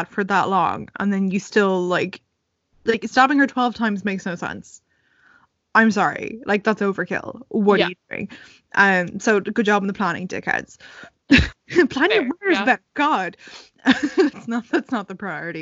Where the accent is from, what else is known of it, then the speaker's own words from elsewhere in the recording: Ireland; We're Irish